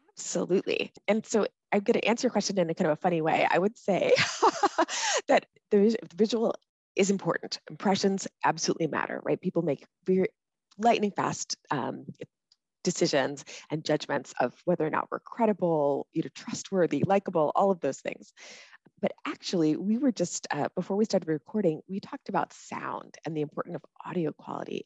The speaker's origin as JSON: {"language": "English", "town": "College Park", "region": "Maryland", "country": "United States", "tie": "born or raised there", "also_born_or_lived": "Minnesota / Washington D.C.", "moved": "as an adult", "lives_now": "Hawaii, United States", "said": "I grew up in Maryland, in College Park, Maryland"}